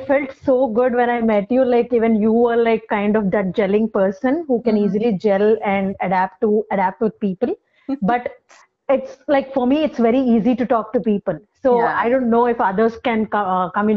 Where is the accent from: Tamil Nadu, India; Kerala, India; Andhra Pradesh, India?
Andhra Pradesh, India; Visakhapatnam; moved away as an adult; also born or lived in Bangalore / Dubai; I hail from Visakhapatnam, that's my hometown